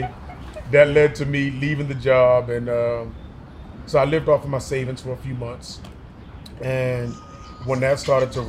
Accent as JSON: {"language": "English", "town": "Baltimore", "region": "Maryland", "country": "United States", "moved": "as an adult", "lives_now": "Charlotte, United States", "said": "I'm from Baltimore originally."}